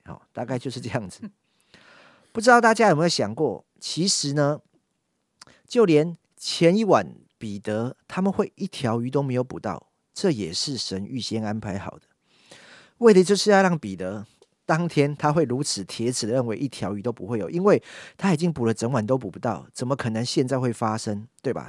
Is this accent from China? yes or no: no; Yonghe, New Taipei, Taiwan; 从小就在永和礼拜堂长大， 好， 从主日学一路上来到学生牧区